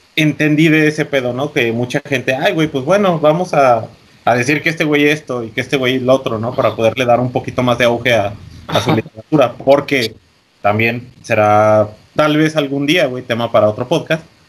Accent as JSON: {"language": "Spanish", "country": "Mexico", "said": "como mexicanos y, buenos guadalupanos"}